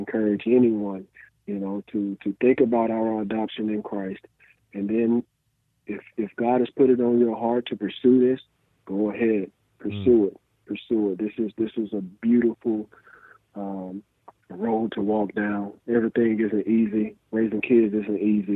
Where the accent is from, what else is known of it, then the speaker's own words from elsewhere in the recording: Birmingham, Alabama, United States; growing up in Birmingham, Alabama